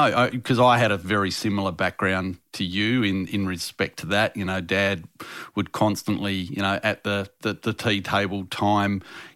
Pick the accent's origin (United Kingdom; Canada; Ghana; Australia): Australia; Perth, Western Australia; in Perth, my home state